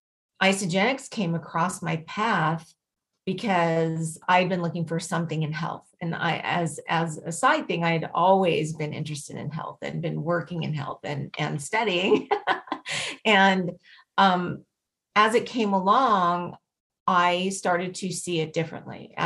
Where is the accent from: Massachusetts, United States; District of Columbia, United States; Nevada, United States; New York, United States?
Nevada, United States; Las Vegas; I was born and raised in Las Vegas